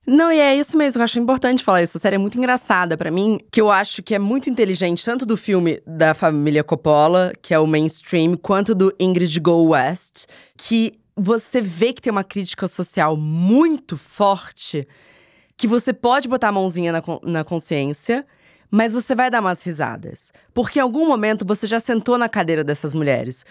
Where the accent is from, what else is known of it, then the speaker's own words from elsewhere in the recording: Rio de Janeiro, Brazil; moved away as an adult; now in São Paulo, Brazil; nasci em São Paulo, mudei para o Rio de Janeiro quando eu tinha 10 anos